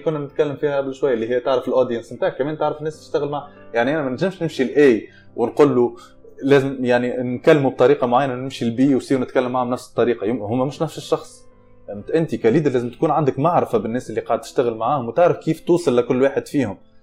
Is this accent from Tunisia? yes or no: yes; Tunisia; moved away; انا تونسي